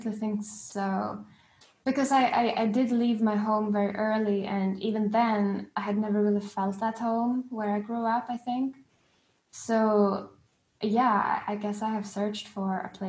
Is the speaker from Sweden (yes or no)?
yes; Gothenburg, Västra Götaland, Sweden; moved away as an adult; also born or lived in London, United Kingdom; I moved from Sweden to London when I was 18